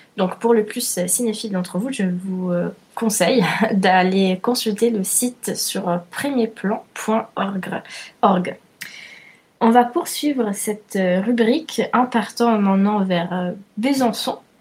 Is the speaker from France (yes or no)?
no; Italy; je suis italienne